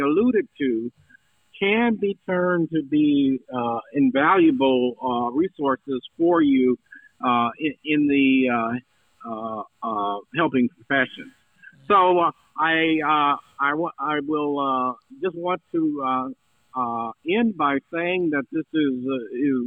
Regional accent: Cleveland, Ohio, United States; also born or lived in Indiana; in my birth city of, I mean, birth of where I grew up in Cleveland, Ohio

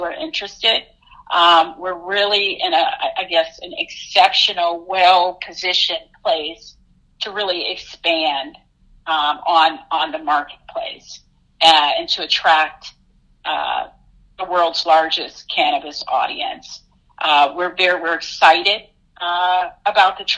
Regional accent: Detroit, Michigan, United States; moved away; I hail from Detroit, Michigan

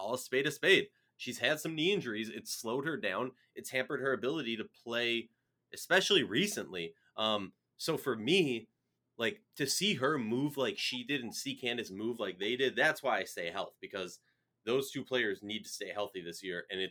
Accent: Minnesota, United States; my hometown team, the Minnesota Lynx

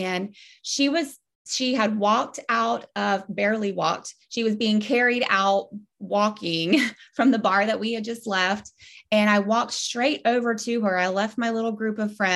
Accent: Ponte Vedra, Florida, United States; I grew up in Ponte Vedra, Florida

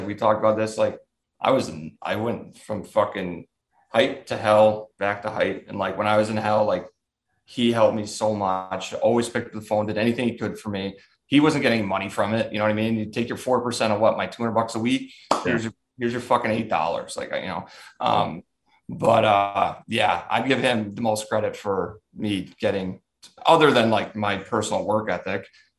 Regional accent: Lemont, Illinois, United States; Like I say I'm from Chicago, but I'm from Lamont. Like I'm from the south suburbs.

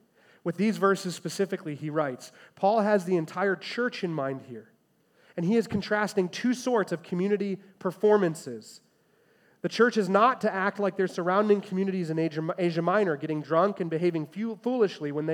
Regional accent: Chicago, Illinois, United States; I'm a first grader, growing up in the Chicagoland area

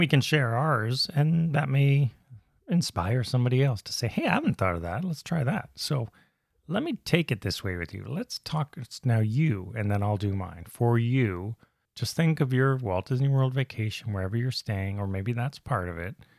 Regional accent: Canada; I'm Canadian

